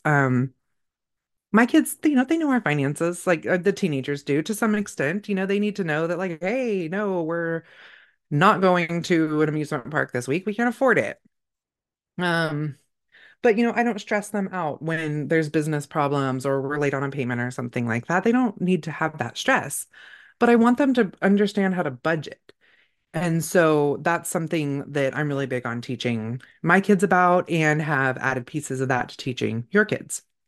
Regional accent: California, United States; moved away; I grew up in California

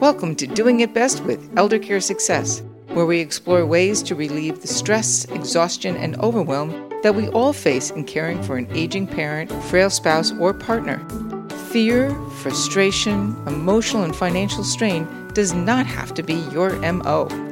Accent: Long Island, New York, United States; growing up as a kid, our community, where I grew up in Long Island

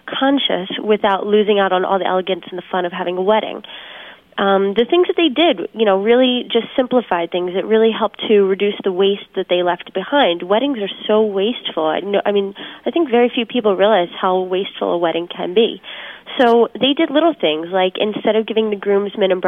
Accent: New Jersey, United States; I am from New Jersey

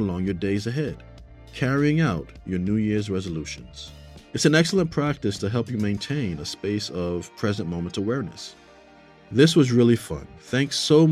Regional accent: New York City, New York, United States; I grew up in New York City. I lived in a part of the Bronx called Castle Hill.

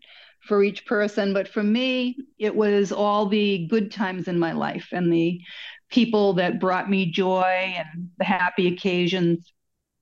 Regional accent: Massachusetts, United States; accent: mongrel accent; also born or lived in Florida; I was born in Massachusetts

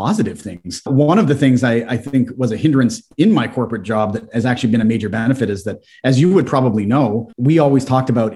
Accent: Guelph, Ontario, Canada; we are from here, we know the market well

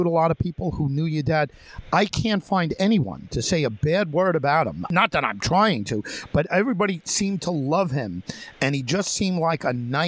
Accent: Long Island, New York, United States; I'm from Long Island

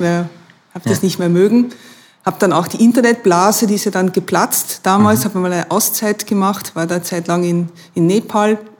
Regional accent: Maastricht, Limburg, Netherlands; German is a second language; moved away as an adult; now in Vienna, Austria; Ich komme aus Maastricht, also wo die Maastricht-Verträge

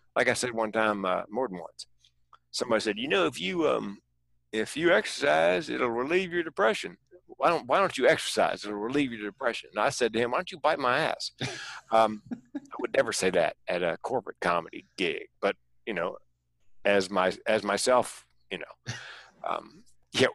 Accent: North Carolina, United States; moved away as an adult; also born or lived in California; moving from North Carolina, where I was born and raised, to California

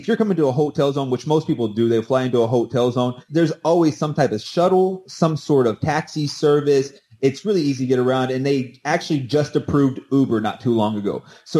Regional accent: St. Louis, Missouri, United States; I came from St. Louis. I come from some really, really violent areas.

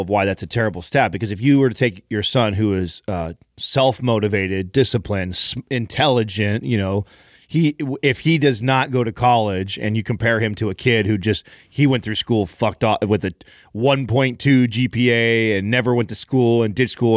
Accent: Don Pedro, California, United States; moved away; where I grew up in Don Pedro

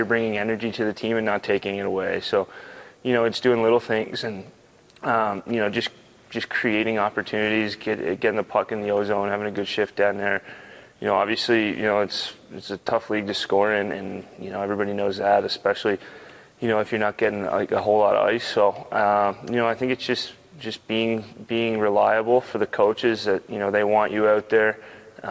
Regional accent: Canada; moved away as an adult; also born or lived in Vancouver; now in Philadelphia, United States; I'm Canadian too

